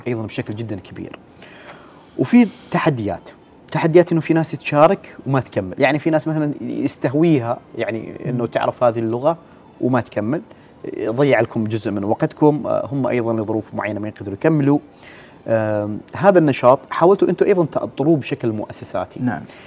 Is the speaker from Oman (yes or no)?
yes; Oman; كلنا كعمانيين